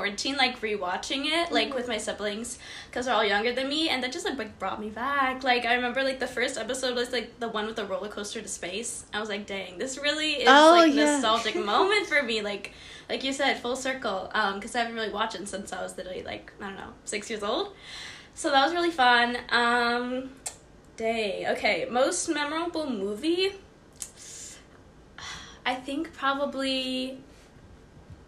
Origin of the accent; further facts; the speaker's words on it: Houston, Texas, United States; I am from Houston, Texas.